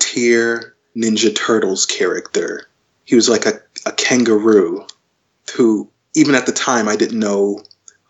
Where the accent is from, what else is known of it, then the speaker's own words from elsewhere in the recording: Covington, Georgia, United States; moved away as an adult; I grew up in Covington, which is a small town, kind of in the... Now it's really a suburb of Atlanta